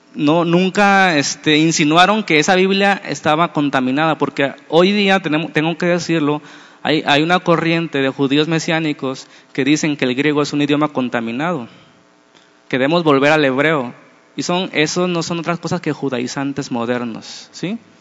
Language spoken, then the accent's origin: Spanish; Mexico; como somos los mexicanos